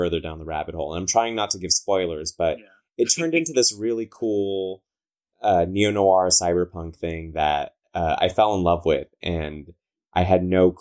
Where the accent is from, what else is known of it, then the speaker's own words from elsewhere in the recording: Southern California, United States; accent: Valley girl; I talk like a Valley girl. I'm from Southern California.